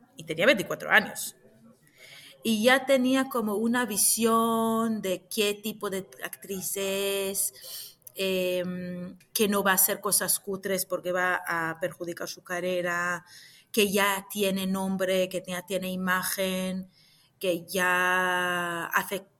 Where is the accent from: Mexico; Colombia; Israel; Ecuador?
Israel; Jerusalem; moved away as an adult; now in Madrid, Spain; Nací en Jerusalén hace unos cuantos años